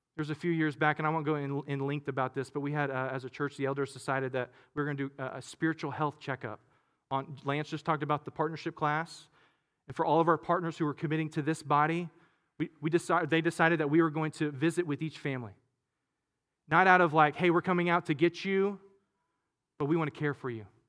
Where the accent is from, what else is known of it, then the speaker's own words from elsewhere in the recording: Katy, Texas, United States; I grew up in Katy, but we had some land out in, uh, in, in, in Waller, uh, area, really Hempstead, really Monaville